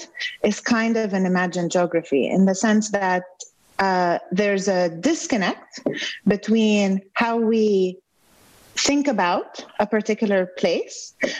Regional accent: Beirut, Beirut Governorate, Lebanon; moved away as an adult; also born or lived in Beit Habib; now in Chicago, United States; I grew up in Beirut

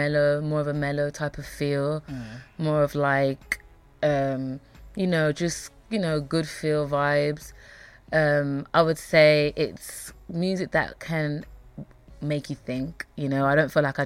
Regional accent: Birmingham, West Midlands, United Kingdom; also born or lived in United States; I'm from Birmingham. I've lived here pretty much my whole life.

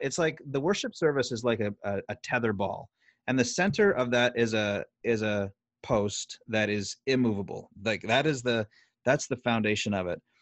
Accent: Canada; as a Canadian citizen.

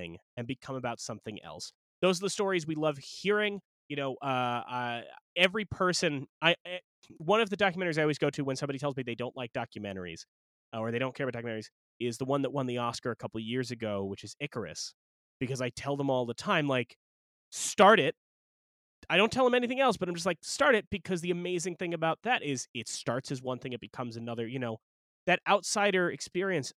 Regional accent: Long Island, New York, United States; We're from Long Island

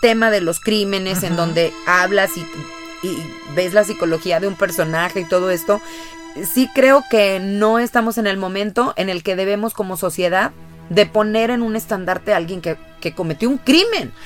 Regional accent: Mexico; como mexicanos

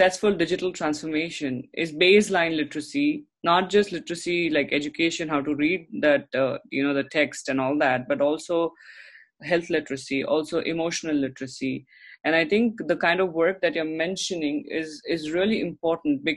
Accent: Mumbai, Maharashtra, India; now in Canada; I grew up in Mumbai, and being a person from Mumbai, you're always fast and furious

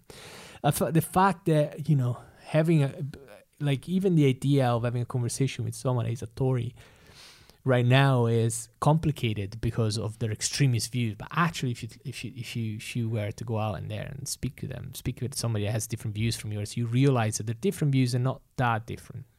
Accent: Italy; moved away; I've experienced it growing up in Italy

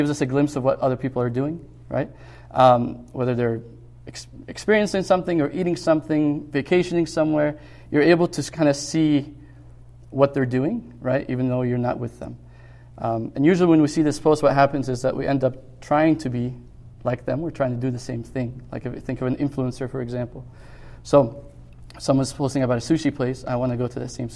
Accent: Egypt; moved away; growing up in Egypt

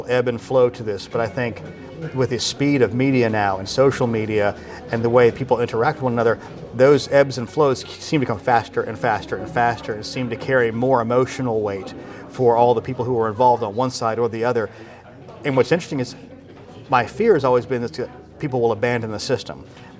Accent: United States; as an American

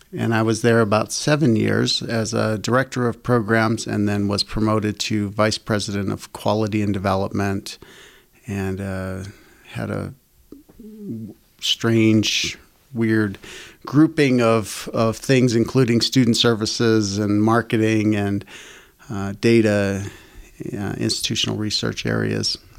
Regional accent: Boston, Massachusetts, United States; moved away as an adult; also born or lived in California / Mesquite, Nevada; now in Utah, United States; I grew up in Boston or surrounding areas, Massachusetts, a long, long ways away from here

